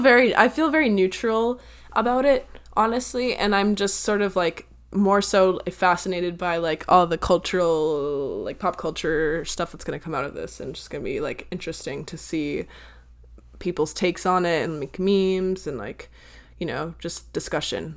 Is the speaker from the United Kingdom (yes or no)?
no; United States; I'm American